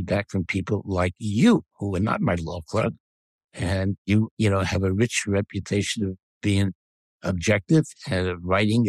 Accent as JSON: {"language": "English", "area": "Suffolk County", "region": "New York", "country": "United States", "said": "I am a Democrat from Suffolk County."}